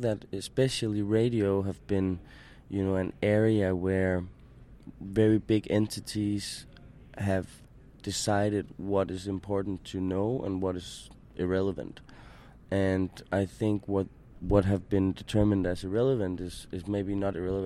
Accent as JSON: {"language": "English", "country": "Denmark", "said": "I'm from Denmark"}